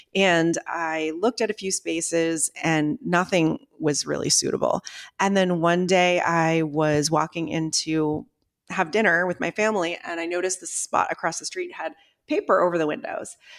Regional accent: Ogunquit, Maine, United States; moved away; I grew up in Agonquit, Maine

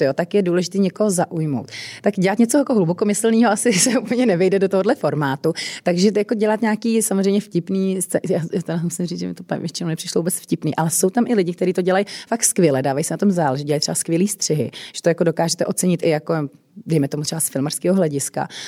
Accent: Czechia; u nás v Čechách

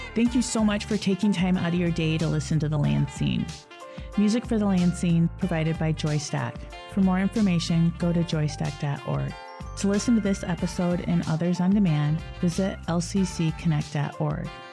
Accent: Lansing, Michigan, United States; Lansing's my hometown

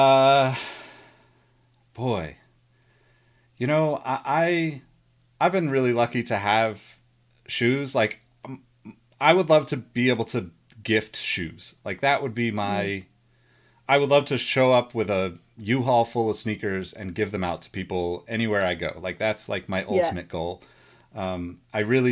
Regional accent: Sacramento, California, United States; because I'm from Sacramento originally

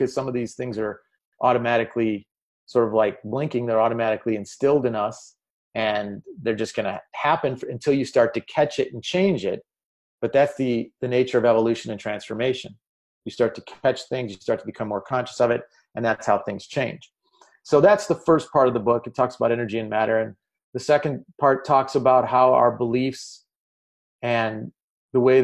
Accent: Chicago, Illinois, United States; I'm from Chicago

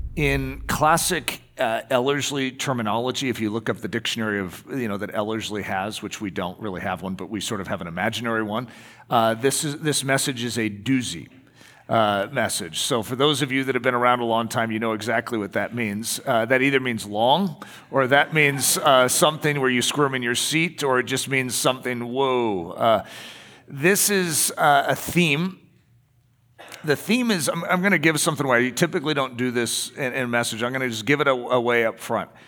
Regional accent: United States; we're American

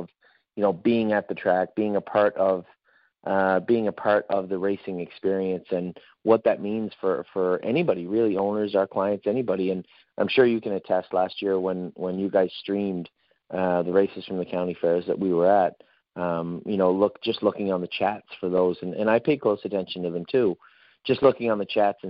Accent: Canada; moved away; I'm originally from Canada, I'm a Canadian

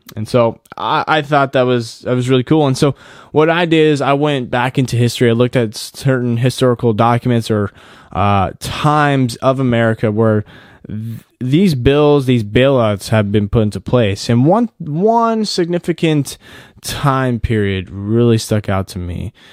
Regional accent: United States; us as American citizens

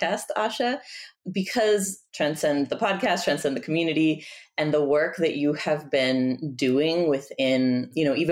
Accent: Tijuana, Baja California, Mexico; also born or lived in Bay Area, California, United States; now in Washington, D.C., United States; I'm originally from Tijuana, from Mexico. I was living in the Bay Area for about 15 years before moving to Washington, D.C.

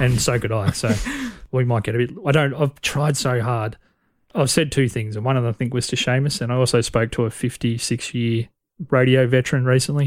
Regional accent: Corryong, Victoria, Australia; I grew up in Coryong

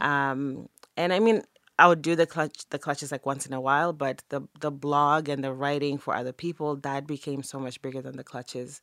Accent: Zimbabwe; moved away as an adult; growing up in Zim was amazing. I grew up in Zim in the eighties and the nineties.

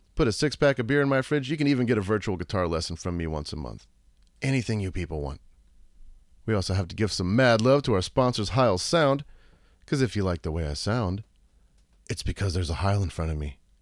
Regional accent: Pleasanton, Texas, United States; also born or lived in San Antonio, Texas / Midland, Texas / Austin, Texas; I grew up, like, half an hour like, east of there, like, Jordanton, Pleasanton kinda area

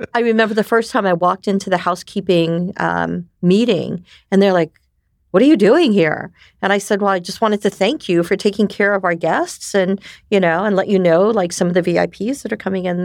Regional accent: New York, United States; first language Japanese; English is a second language; moved away; also born or lived in Japan / Taiwan; we immigrated to New York, where I most of my years, development years, were. So I am a New Yorker

